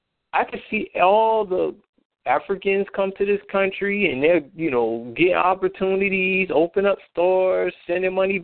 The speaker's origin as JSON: {"language": "English", "country": "United States", "said": "as American blacks"}